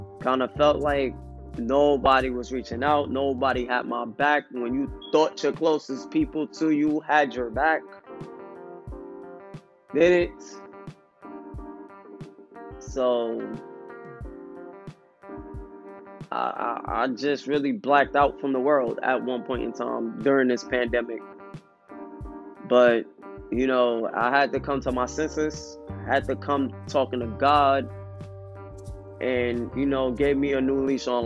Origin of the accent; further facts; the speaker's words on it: New York City, New York, United States; moved away; my hometown of New York City